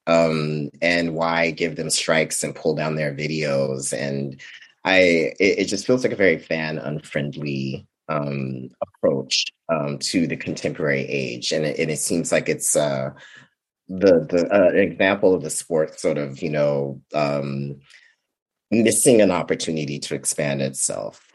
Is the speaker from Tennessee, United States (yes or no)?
no; Vallejo, California, United States; I grew up in Vallejo, California.